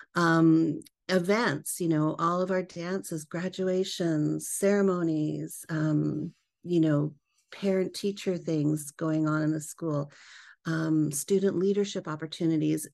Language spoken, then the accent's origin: English; British Columbia, Canada; moved away as an adult; now in United States; born and raised in Canada. I'm a Canadian transplant. I live here in the U S now.